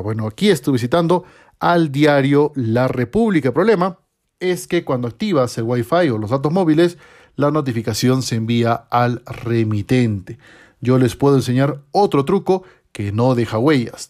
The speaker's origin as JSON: {"language": "Spanish", "country": "Peru", "said": "en mi país"}